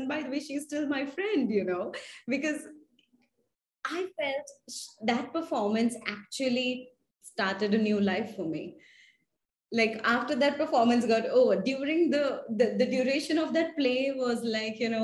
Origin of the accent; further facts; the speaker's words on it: Maharashtra, India; first language Marathi; English is a second language; I belong to a Maharashtrian household, even if my dad was a South Indian. So we speak Marathi at home as my mother tongue